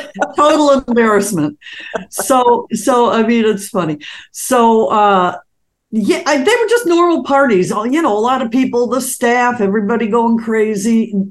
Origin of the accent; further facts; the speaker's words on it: Detroit, Michigan, United States; I was brought up in Detroit